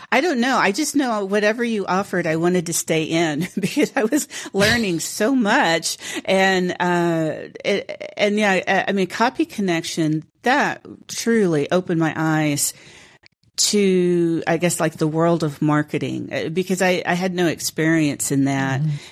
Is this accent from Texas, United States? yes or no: yes; Houston, Texas, United States; now in San Antonio, United States; native Houstonian